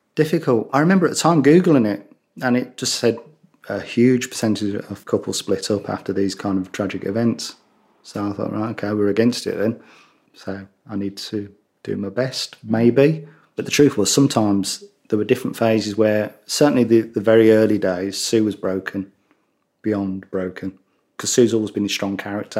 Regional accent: Birmingham, West Midlands, United Kingdom; accent: Brummie; my Brummie accent

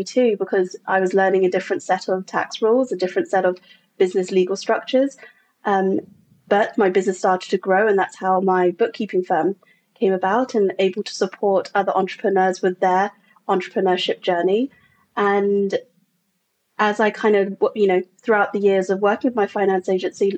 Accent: England, United Kingdom; moved away as an adult; now in United States; I'm from England originally, and I was in corporate England there and came over to America again, landing in corporate

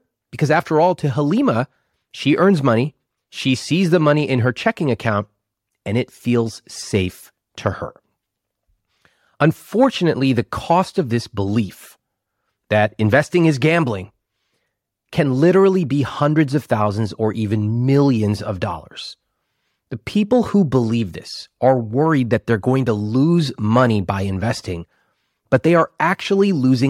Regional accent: Sacramento, California, United States; born or raised there

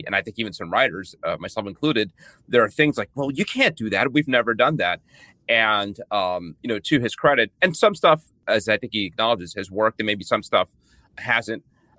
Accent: New York City, New York, United States; I grew up in the Bronx

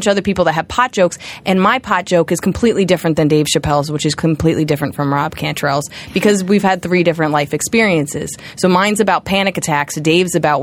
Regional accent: New York, United States; being a New Yorker

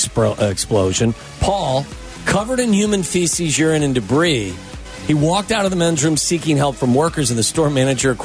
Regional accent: Cincinnati, Ohio, United States; moved away; also born or lived in Boston; growing up in Cincinnati

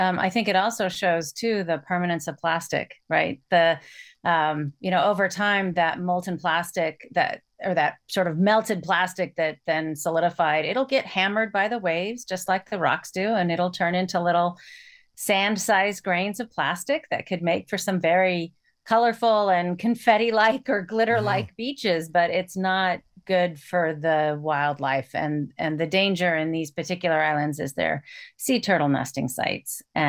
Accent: Iowa, United States; And so I grew up in Iowa, where there are no volcanoes.

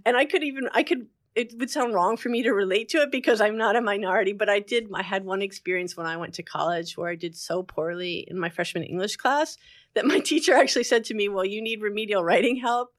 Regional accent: Englewood, New Jersey, United States; also born or lived in Montclair, New Jersey; I'm from Englewood, New Jersey

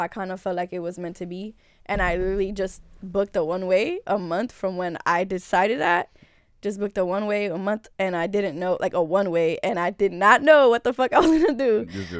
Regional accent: North Bergen, New Jersey, United States; now in Los Angeles, United States; I'm from Jersey.

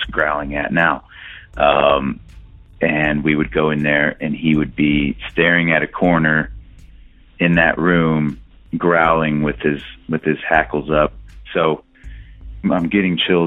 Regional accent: Texas, United States; I'm from Texas

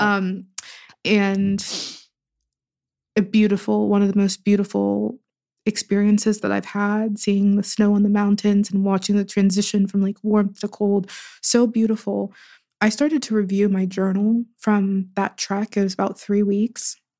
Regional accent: Pittsburgh, Pennsylvania, United States; born or raised there

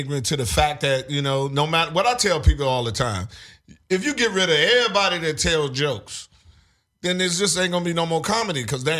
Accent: Washington, District of Columbia, United States; I'm from Washington, D.C.

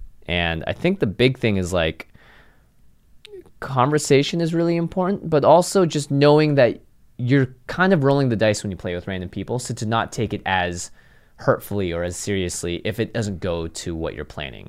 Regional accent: Seattle, Washington, United States; moved away; I grew up in Seattle.

